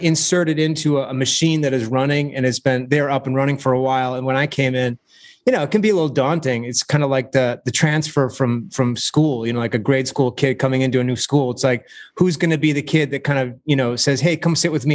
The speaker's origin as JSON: {"language": "English", "town": "Saginaw", "region": "Michigan", "country": "United States", "tie": "born or raised there", "moved": "yes", "said": "being a kid growing up in Saginaw"}